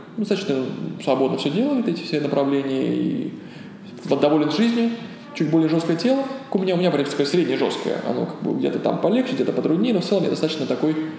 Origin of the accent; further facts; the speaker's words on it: Ulyanovsk, Ulyanovsk Oblast, Russia; moved away as an adult; also born or lived in Moscow; я сам из Ульяновска родом